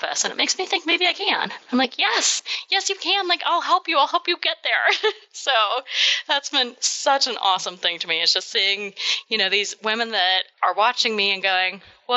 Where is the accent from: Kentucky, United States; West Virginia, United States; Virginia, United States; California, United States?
Kentucky, United States; I'm from Kentucky